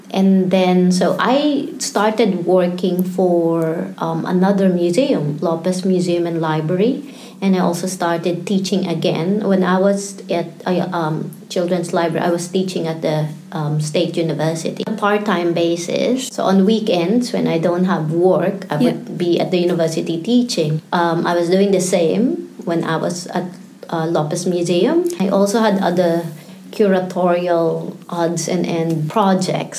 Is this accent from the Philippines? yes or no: yes; Philippines; moved away as an adult; also born or lived in Singapore; now in Melbourne, Australia; I was born and raised in the Philippines